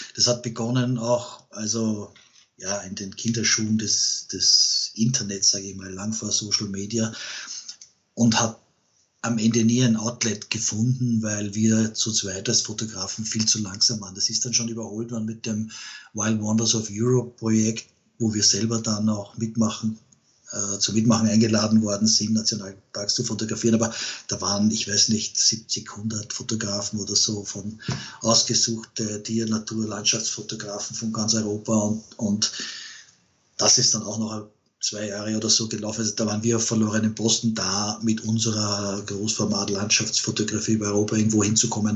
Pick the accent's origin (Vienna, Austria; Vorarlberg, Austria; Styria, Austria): Vienna, Austria; bei uns in Wien